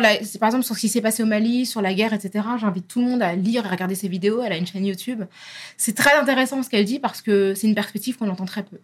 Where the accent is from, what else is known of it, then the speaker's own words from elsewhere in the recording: France; on est français